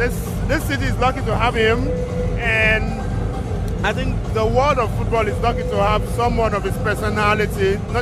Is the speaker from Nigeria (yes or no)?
yes; Nigeria; now in Germany; as a Nigerian journalist